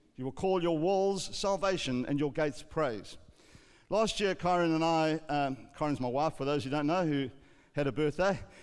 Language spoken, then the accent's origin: English; South Africa; growing up in South Africa, when I was a young boy